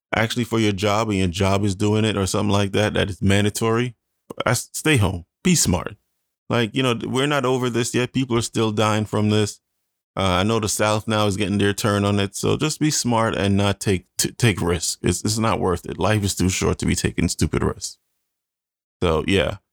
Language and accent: English; Jamaica; moved away; I am Jamaican